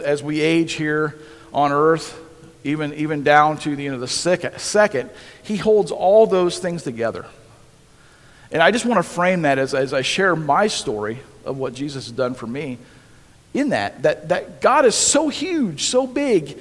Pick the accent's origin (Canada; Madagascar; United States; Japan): United States; Holmesville; I grew up in Holmesville, a little town just north of here.